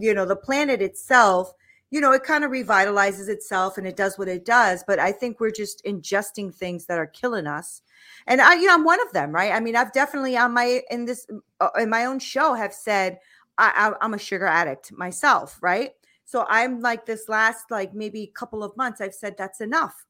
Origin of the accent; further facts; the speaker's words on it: United States; I'm an American, right? So, I've only, I've lived here all my life